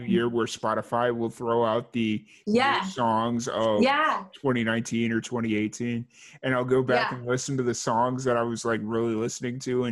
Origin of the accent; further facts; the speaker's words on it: Chicago, Illinois, United States; I grew up in Chicago where pineapple pizza is like a sin